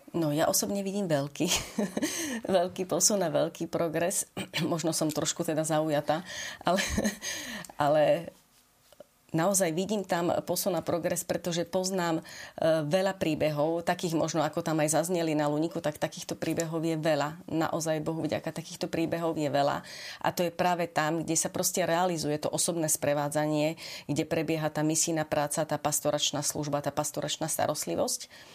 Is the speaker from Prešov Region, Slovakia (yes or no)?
yes; Vranov nad Topľou, Prešov Region, Slovakia; moved away as an adult; now in Bratislava, Slovakia; Ja pochádzam z východného Slovenska, z Vranova na Topľov, kde som žila do 22 rokov